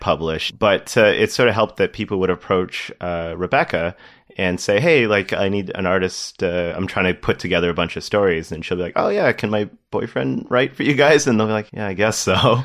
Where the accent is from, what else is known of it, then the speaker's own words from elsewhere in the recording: Toronto, Ontario, Canada; also born or lived in Windsor; I grew up in Toronto